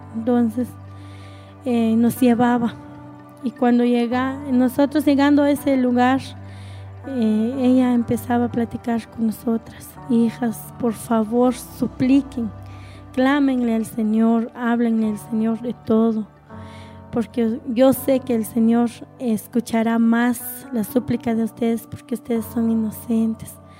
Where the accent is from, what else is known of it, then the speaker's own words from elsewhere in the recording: Nahualá, Sololá, Guatemala; somos de, de Nahualá, departamento de Sololá